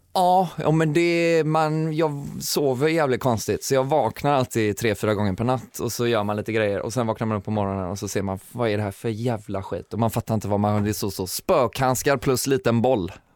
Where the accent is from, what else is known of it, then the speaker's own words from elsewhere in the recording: Kungälv, Västra Götaland, Sweden; jag kommer ju från Kungälv så det snackar jag mycket om hur jävla bonnigt det är